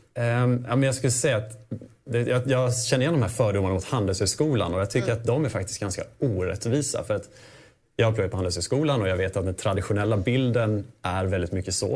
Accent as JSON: {"language": "Swedish", "region": "Småland", "country": "Sweden", "said": "kommer jag faktiskt från Småland. Jag kommer från en gård."}